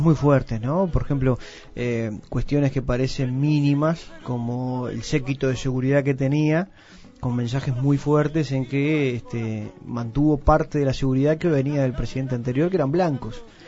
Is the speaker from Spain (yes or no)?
no; Uruguay; tenemos un precioso país